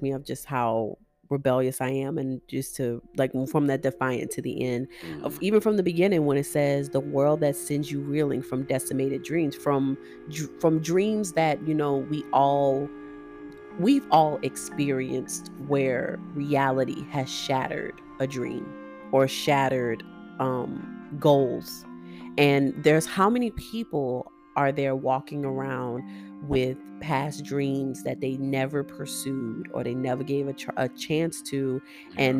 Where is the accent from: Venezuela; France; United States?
United States; Louisiana; I am a Creole. I am from Louisiana